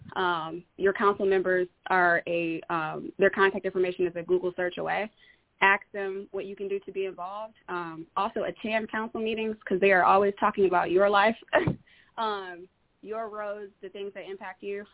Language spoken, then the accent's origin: English; Detroit, Michigan, United States; now in Bellevue, PA, United States; I, I'm originally from Detroit.